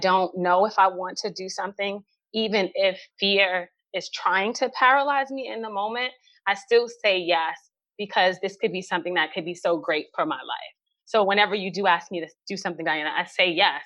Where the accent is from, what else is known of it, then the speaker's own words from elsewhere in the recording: New York City, New York, United States; I grew up in New York City in the 80s during the crack epidemic.